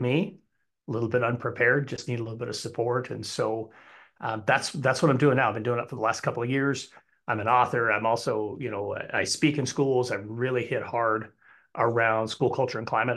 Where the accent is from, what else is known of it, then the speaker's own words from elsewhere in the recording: Wyoming, United States; moved away as an adult; also born or lived in Arizona; we moved back to, uh, my home state of Wyoming